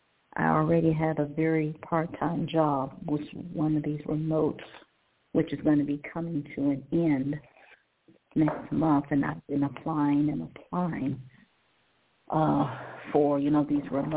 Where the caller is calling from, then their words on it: Cleveland, Ohio, United States; Cleveland, Ohio.